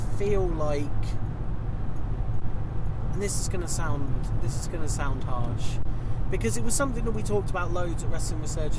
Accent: Canada; Yeah, I'm the Canadian one.

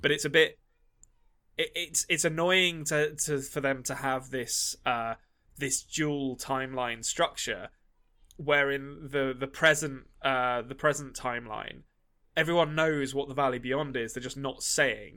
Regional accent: England, United Kingdom; I'm an Englishman

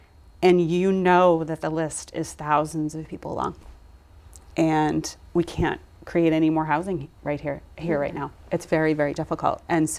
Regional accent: Brockton, Massachusetts, United States; how different their experience living here mm-hmm. has been than mine, than growing up in Brockton.

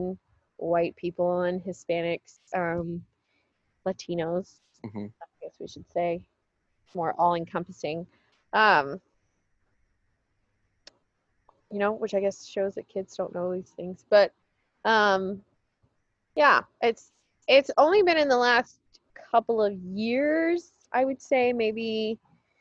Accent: El Paso, Texas, United States; growing up in El Paso

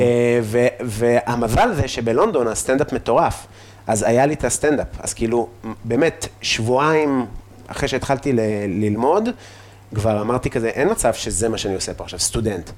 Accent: Afula, Northern District, Israel; אני מעפולה

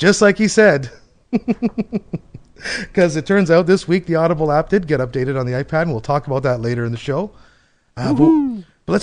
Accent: Canada; I'm Canadian.

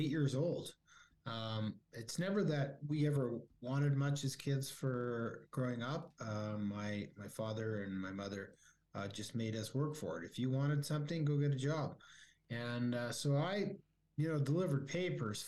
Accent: Calgary, Alberta, Canada; also born or lived in California; I grew up in Calgary

